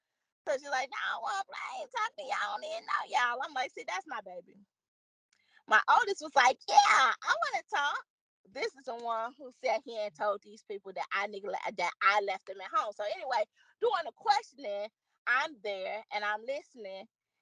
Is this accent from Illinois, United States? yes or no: yes; Chicago, Illinois, United States; we're both from Chicago together.